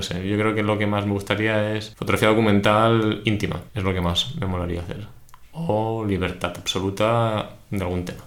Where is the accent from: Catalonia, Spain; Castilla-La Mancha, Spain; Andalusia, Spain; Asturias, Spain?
Catalonia, Spain; Barcelona; sí que soy de Barcelona